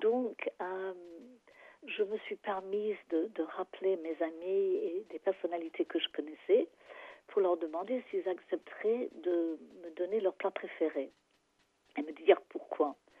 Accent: England, United Kingdom; French is a second language; moved away as an adult; now in Paris, France; je suis anglaise

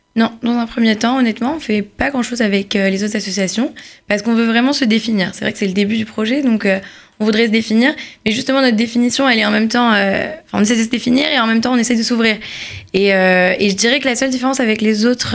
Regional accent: Paris, Île-de-France, France; now in Israel; je suis née à Paris

